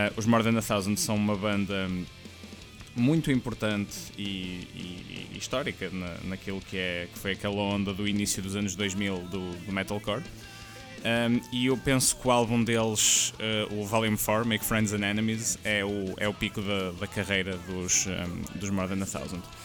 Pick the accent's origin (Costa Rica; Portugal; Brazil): Portugal; sendo nós portugueses